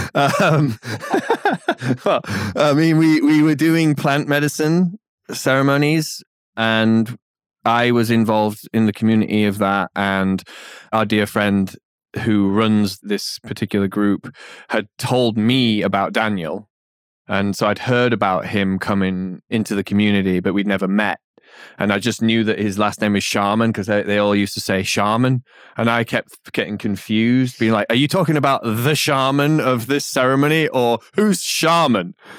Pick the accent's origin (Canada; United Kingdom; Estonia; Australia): United Kingdom; England; moved away; in being English and, but, but not just, it's not about being English, it's about living out here